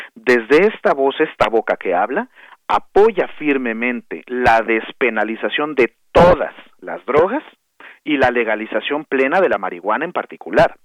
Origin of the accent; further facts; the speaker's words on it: Mexico; aquí como mexicanas, como mexicanos